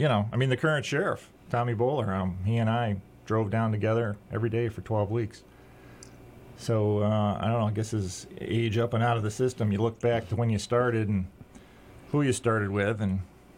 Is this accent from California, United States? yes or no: no; Pittsfield, Massachusetts, United States; also born or lived in Louisville, Kentucky; Well, I grew up in Pittsfield. I was born here in 1963. I'm a GE brat, so we did 5 years in Louisville, Kentucky with refrigeration. We left here in 69, came back in 74, and went to Pittsfield High School